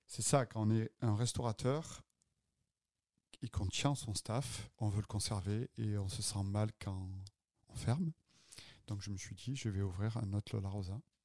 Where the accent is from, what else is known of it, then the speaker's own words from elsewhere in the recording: Avignon, Provence-Alpes-Côte d'Azur, France; moved away as an adult; also born or lived in Marseille / Cannes / Nice; now in Montreal, Canada; Avignonais, en fait. Je dis Marseillais parce que c'est plus facile de dire je suis né à Avignon. Mais j'ai vécu une partie de ma vie à Marseille. J'ai fait mes études à Marseille.